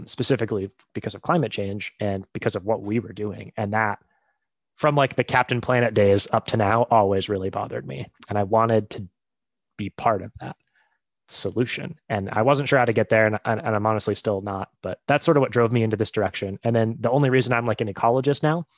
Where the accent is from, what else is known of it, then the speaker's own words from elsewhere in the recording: Ohio, United States; moved away as an adult; now in Maine, United States; I grew up in Ohio, which is a landlocked state